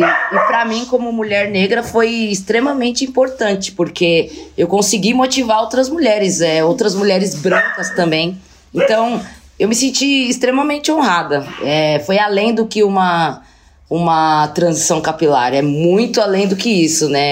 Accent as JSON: {"language": "Portuguese", "country": "Brazil", "also_born_or_lived": "Russia", "said": "como brasileira, ser a única mulher preta do time"}